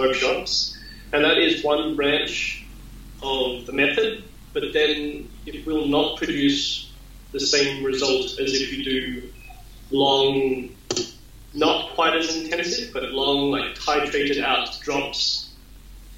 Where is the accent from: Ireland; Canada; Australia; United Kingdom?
Australia; I'm Australian.